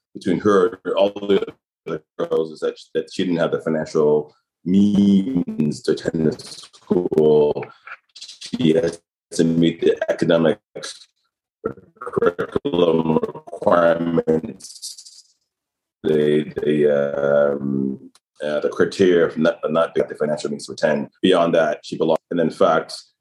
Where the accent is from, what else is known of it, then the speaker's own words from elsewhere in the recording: Toronto, Ontario, Canada; I was born in Toronto